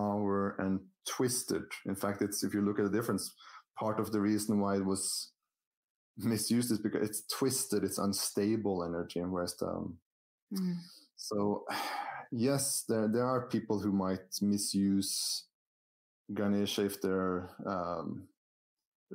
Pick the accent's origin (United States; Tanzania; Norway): Norway; I grew up in Norway